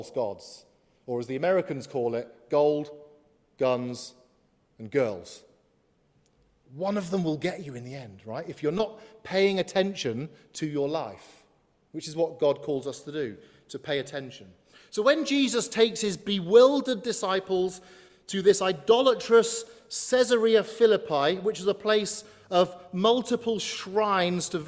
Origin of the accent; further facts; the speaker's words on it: Coventry, West Midlands, United Kingdom; Coventry are my hometown, but I support Liverpool